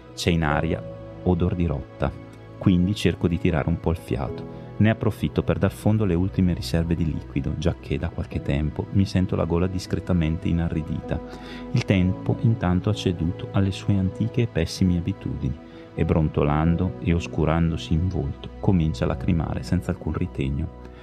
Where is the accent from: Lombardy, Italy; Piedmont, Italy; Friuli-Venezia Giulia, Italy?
Lombardy, Italy; Bergamo; io sono di Bergamo